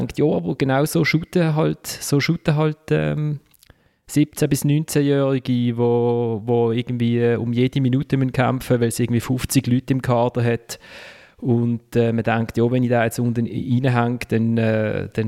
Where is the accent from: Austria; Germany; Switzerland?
Switzerland; Basel, Basel-Stadt; Für mich äh, als Basler war eine Szene bezeichnend gewesen.